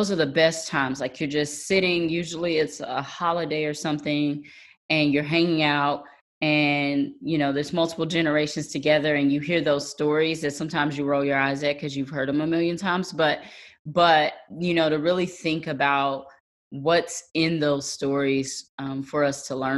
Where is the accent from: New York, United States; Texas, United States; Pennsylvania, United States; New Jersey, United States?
Texas, United States; Beaumont; I'm from Beaumont, Texas.